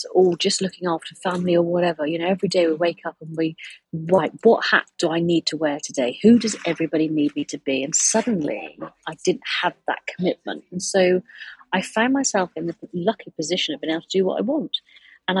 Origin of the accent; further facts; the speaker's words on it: United Kingdom; I am British